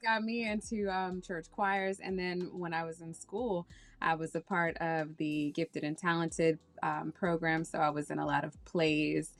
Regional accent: Washington, District of Columbia, United States; moved away as an adult; also born or lived in Nevis / Saint Kitts; now in New York, United States; I was born and raised in Washington, D C

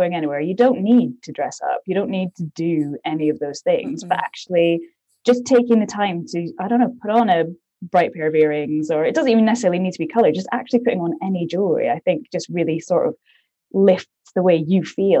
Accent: Aberdeen, Scotland, United Kingdom; moved away as an adult; now in London, United Kingdom; I'm originally from Aberdeen, Scotland, but I moved down to London

